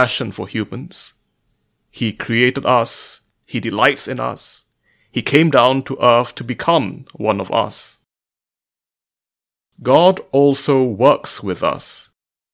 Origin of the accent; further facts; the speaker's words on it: Malaysia; I am a mathematician from Malaysia.